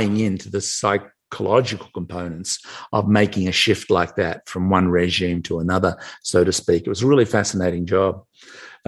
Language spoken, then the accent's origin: English; Melbourne, Victoria, Australia; moved away as an adult; now in United States; I'm from Melbourne, Australia. I live in the US now. I've been here for nearly 30 years, but born and raised in Australia.